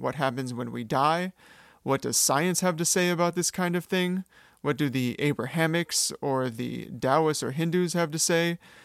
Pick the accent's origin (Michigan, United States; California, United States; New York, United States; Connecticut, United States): California, United States; Sacramento; I'm from Sacramento, California